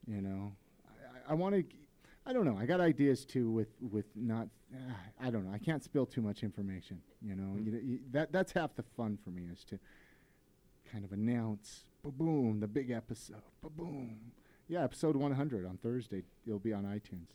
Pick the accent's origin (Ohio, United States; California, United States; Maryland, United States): California, United States; Ventura; now in Salt Lake City, United States; we're both from Ventura, California